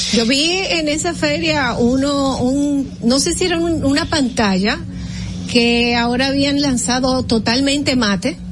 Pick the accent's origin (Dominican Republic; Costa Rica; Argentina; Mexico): Dominican Republic; nosotros como dominicanos